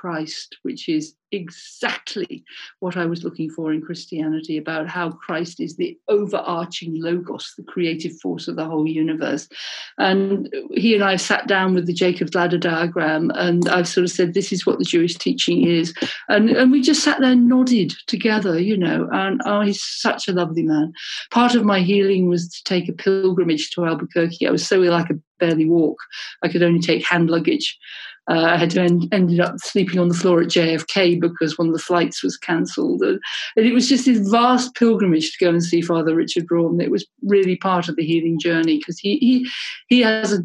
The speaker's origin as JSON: {"language": "English", "country": "United Kingdom", "also_born_or_lived": "Birmingham / Montana", "said": "being British"}